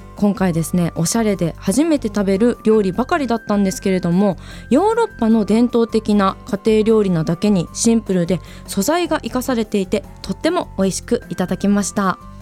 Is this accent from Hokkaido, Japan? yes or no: yes; Hokkaido, Japan; 生まれてこの方北海道以外のところに住んだことがないです